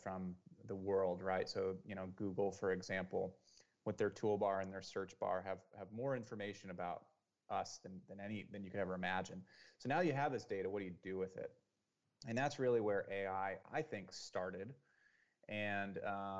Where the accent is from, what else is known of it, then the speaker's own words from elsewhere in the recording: Santa Cruz, California, United States; also born or lived in Silicon Valley, California; I grew up in Santa Cruz, and then I moved into Silicon Valley for, you know, 5 or 6 years